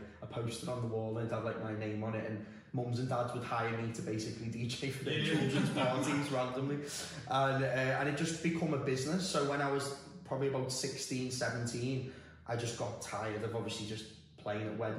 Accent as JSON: {"language": "English", "town": "Liverpool", "region": "North West England", "country": "United Kingdom", "moved": "as an adult", "lives_now": "Dubai, United Arab Emirates", "said": "I'm from Liverpool originally, and I've lived in Dubai just over 7 years now."}